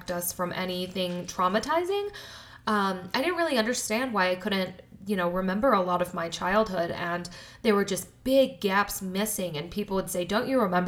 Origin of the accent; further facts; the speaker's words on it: Colorado, United States; also born or lived in Denver; I was born in Colorado. I was raised in a very small town in Colorado.